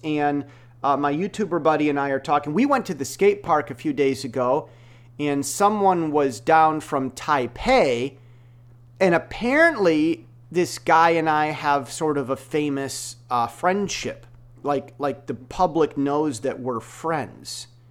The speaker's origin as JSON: {"language": "English", "country": "United States", "moved": "yes", "lives_now": "Taiwan", "said": "I'm an American self-taught software developer, Bible-trained, uh, stock exchange moderator, uh, that's, that's living in Taiwan"}